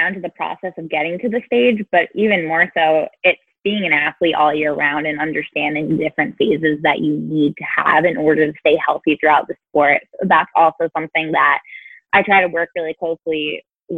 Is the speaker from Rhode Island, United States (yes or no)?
yes; Rhode Island, United States; now in Tallahassee, United States; I'm originally from Rhode Island, and I currently live in Tallahassee, Florida.